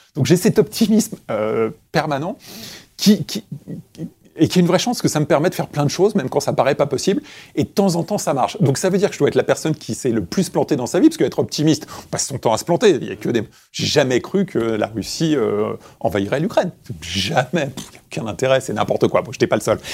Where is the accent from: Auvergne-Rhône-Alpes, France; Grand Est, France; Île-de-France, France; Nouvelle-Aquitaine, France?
Île-de-France, France; Créteil; j'ai grandi à Créteil